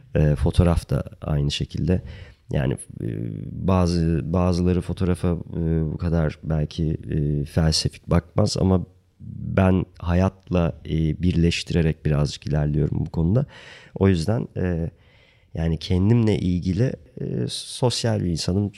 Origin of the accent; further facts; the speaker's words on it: Ankara, Turkey; moved away as an adult; also born or lived in South Africa; Ankara'da e, çok genç yaşta e, ortaokul zamanı beni e, Ankara Resim ve Heykel Müzesi'ne benim resim hocam götürüp